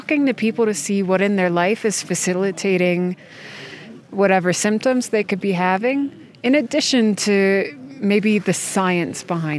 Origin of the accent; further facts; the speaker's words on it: United States; born there; also born or lived in Denmark; I was born in the United States.